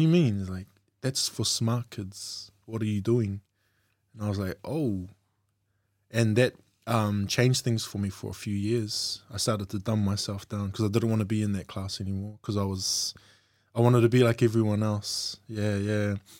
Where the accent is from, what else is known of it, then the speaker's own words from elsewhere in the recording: Auckland, New Zealand; I grew up in South Auckland, um, as a youngster, born out west